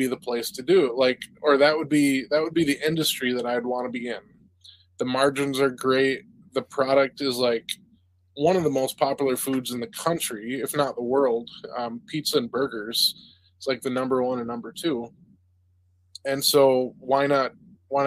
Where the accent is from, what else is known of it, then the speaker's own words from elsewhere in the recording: Vestaburg, Michigan, United States; I grew up in Vesterberg, a little town outside of Mount Pleasant, about 20 minutes